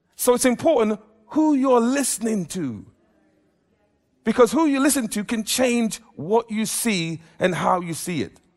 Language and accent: English; England, United Kingdom; I'm an Englishman, I am, I've been brought up in an Afro-Caribbean background